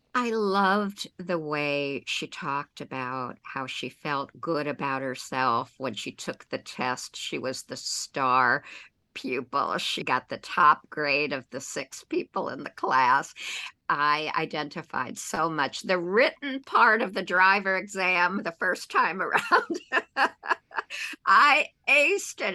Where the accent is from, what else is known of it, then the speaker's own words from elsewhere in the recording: New York, United States; moved away as an adult; now in South Florida, United States; as a New Yorker who's been here 35 plus years